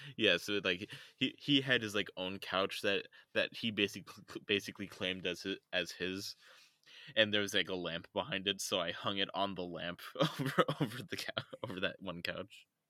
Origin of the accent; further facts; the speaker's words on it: United States; accent: American; my American accent